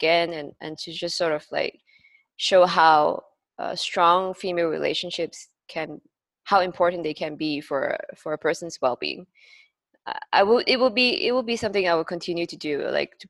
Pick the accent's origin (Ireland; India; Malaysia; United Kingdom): Malaysia; moved away; also born or lived in Singapore; my home country, Malaysia